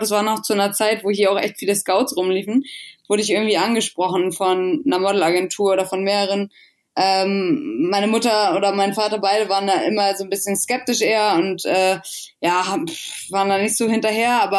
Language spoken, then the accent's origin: German; Drage, Schleswig-Holstein, Germany; also born or lived in Brighton, United Kingdom; eigentlich bin ich geboren in England, in Brighton, in einer ganz kleinen Stadt. Ähm, dann aber direkt nach, nach Deutschland gezogen, als ich eins war, meiner Family und dann aber in Schleswig-Holstein aufgewachsen, in Drage, was so ein 250 Einwohnerdorf